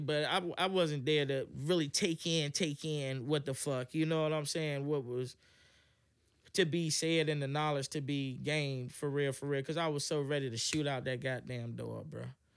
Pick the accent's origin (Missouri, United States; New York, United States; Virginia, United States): Virginia, United States; Hampton; also born or lived in Atlanta; I'm from Hampton, and, um, I grew up in the church.